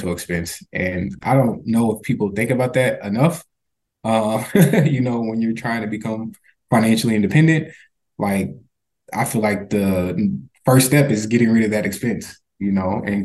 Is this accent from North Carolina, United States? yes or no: no; Minnesota, United States; we grew up in Minnesota